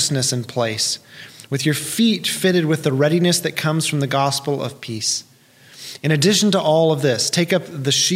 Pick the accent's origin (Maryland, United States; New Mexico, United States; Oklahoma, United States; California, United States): Oklahoma, United States; Tulsa; I grew up in South and West Tulsa, so I was a stone's throw from Sepulpa on the west and not far from Glenpool to the south